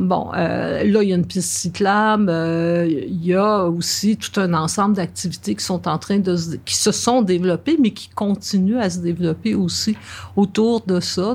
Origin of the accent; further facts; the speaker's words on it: Verdun, Quebec, Canada; Je suis née vraiment à Verdun et j'ai vraiment grandi à Verdun